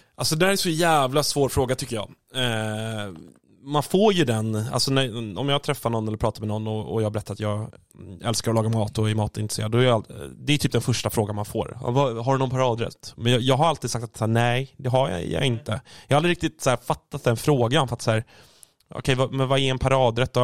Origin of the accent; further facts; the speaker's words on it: Stockholm, Stockholm County, Sweden; som stockholmare själv